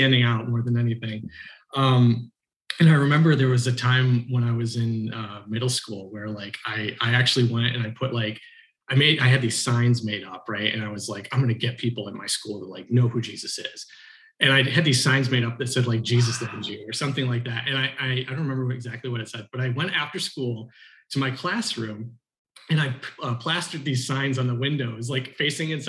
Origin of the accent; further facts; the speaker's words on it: Oxford, Michigan, United States; I grew up here in the Archdiocese of Detroit. I grew up in a little town called Oxford, which is in northern Oakland County.